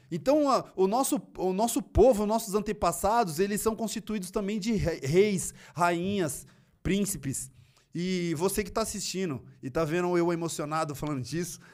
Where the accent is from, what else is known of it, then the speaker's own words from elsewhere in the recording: São Paulo, Brazil; eu me interessei em fazer parte de núcleos culturais na minha quebrada, que era muito forte na época. Na época funcionava o Aliança Negra, que era ali próximo da, do Parque Raul Seixas, e Cidade Tiradentes